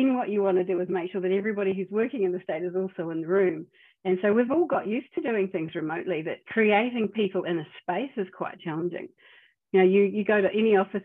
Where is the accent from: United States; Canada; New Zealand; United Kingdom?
New Zealand; now in Australia; I'm a New Zealander